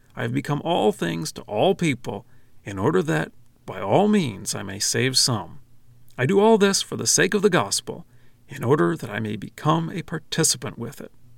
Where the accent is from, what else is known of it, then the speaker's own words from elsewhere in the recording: United States; I'm an American citizen